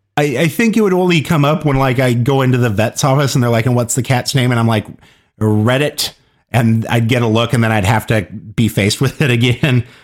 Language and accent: English; Kansas, United States; places in Kansas or, or, or my part of the Midwest that I grew up around